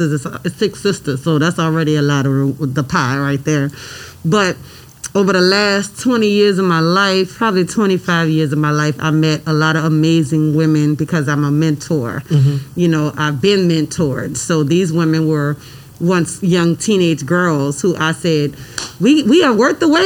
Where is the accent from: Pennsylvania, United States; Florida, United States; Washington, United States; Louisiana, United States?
Louisiana, United States; New Orleans; moved away; also born or lived in Atlanta / Nashville; I'm actually from the Tent Ward. I was I was born on Annunciation Street